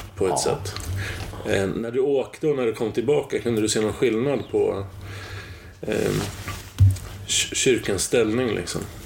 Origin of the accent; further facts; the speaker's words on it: Tranås, Jönköping County, Sweden; moved away as an adult; also born or lived in Stockholm; jag flyttade ju från Tranås då, så jag var inte här på 70-talet